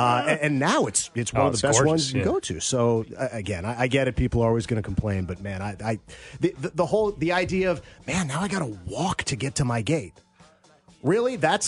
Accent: West Coast, United States; also born or lived in Chicago; I was born in Chicago, but I lived there for a year, and I've been most of my life on the West Coast and a little bit on the East Coast.

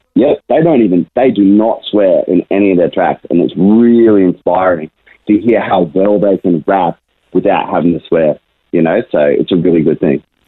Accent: Brisbane, Queensland, Australia; I was born and raised in Brisbane my whole life

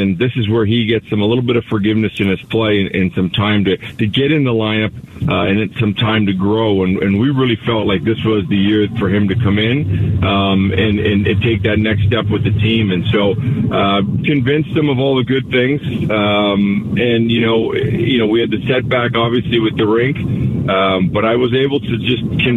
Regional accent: Canada; now in Arizona, United States; I'm Canadian

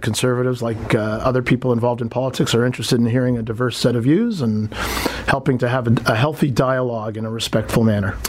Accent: Toronto, Ontario, Canada; I was born and raised in Toronto, Jamaican parentage

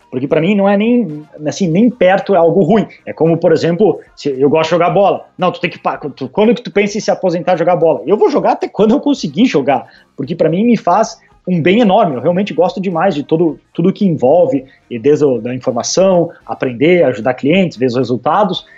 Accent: Brazil; moved away; por ser brasileiro

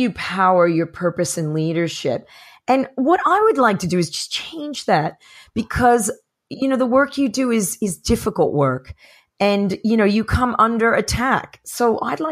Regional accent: New Jersey, United States; I'm from New Jersey

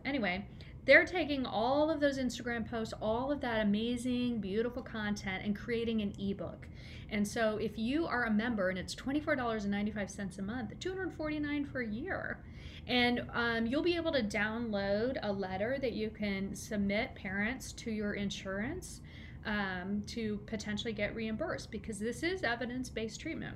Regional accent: Kansas City, United States; I'm from Kansas City

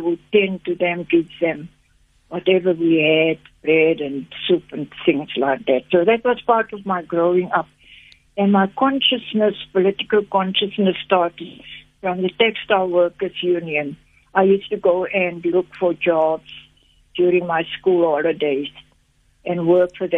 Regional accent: Port Elizabeth, Eastern Cape, South Africa; moved away; also born or lived in Zambia; So Villageport was a small little enclave in Port Elizabeth, around the areas where we colored people lived. And I grew up there.

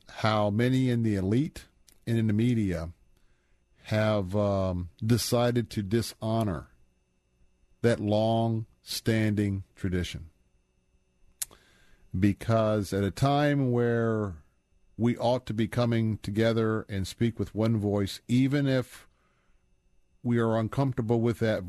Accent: Tampa, Florida, United States; I was born and raised here in Tampa.

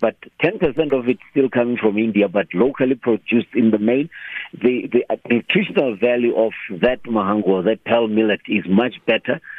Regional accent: Limpopo, South Africa; I grew up eating millet in Limpopo

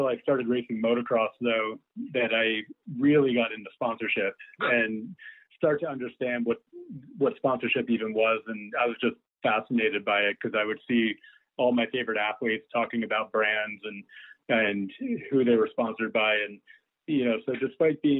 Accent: New York, United States; I grew up in New York, I had to wait until I was 14 to get my working papers

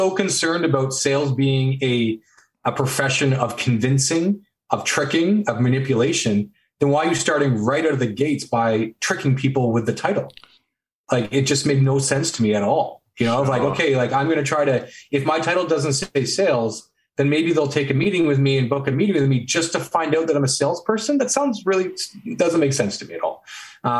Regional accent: Canada; So I'm Canadian

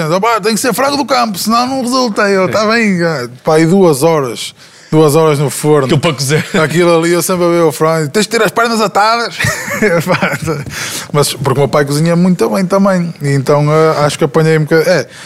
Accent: Portugal; E olha, atenção, eu sou de Portugal, a tua música já chegou aqui.

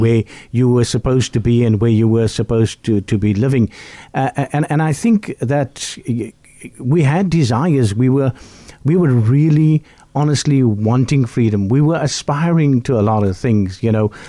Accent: Bellville, Western Cape, South Africa; where I grew up in Bellville South

